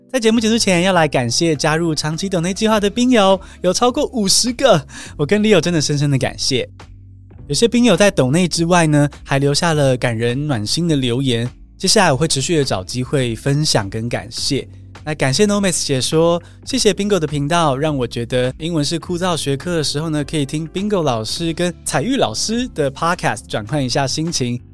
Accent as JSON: {"language": "Chinese", "country": "Taiwan", "said": "更多土生土长的台湾学生"}